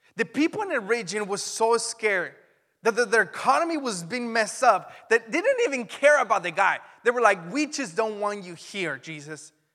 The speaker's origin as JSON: {"language": "English", "country": "Mexico", "tie": "born or raised there", "moved": "yes", "lives_now": "Vacaville, United States", "said": "When I grew up in Mexico, I didn't experience church until I was nineteen, and I didn't even experience it in Mexico"}